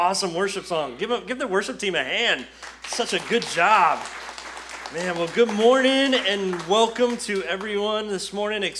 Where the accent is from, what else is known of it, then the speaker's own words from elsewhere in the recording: Florida, United States; moved away as an adult; now in Kentucky, United States; we're from Florida